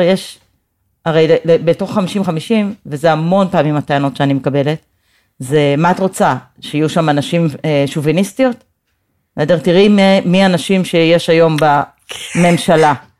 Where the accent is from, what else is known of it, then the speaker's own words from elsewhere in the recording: Jerusalem, Jerusalem District, Israel; also born or lived in United States; אקטיביסטית, פמיניסטית וירושלמית, זה נראה לי ממש, אה, הגדרה של הזהות שלי